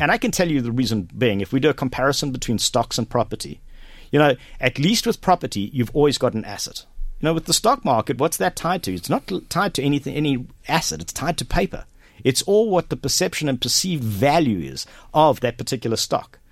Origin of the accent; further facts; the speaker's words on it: Durban, KwaZulu-Natal, South Africa; moved away as an adult; also born or lived in Johannesburg, South Africa; now in Kells, Ireland; I grew up in South Africa, been there for 42 years. Um, I was born and raised there in Durban